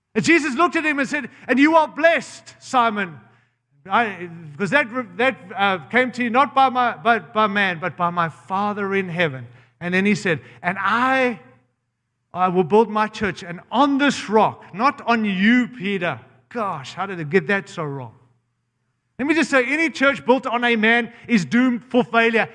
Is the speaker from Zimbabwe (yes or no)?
yes; Zimbabwe; now in United States; I was born in Rhodesia, Zimbabwe